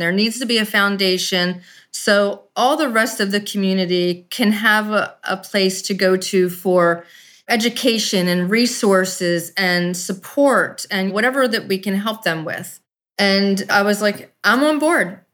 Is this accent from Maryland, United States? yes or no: yes; Baltimore, Maryland, United States; I'm from Baltimore, Maryland